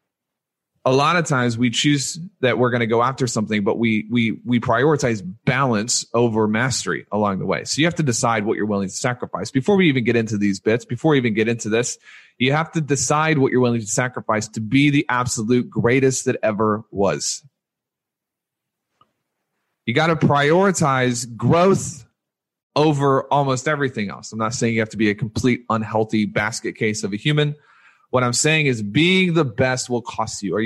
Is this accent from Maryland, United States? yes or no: no; Louisiana, United States; I was born in Louisiana, and I was raised a Louisiana State University Tigers fan.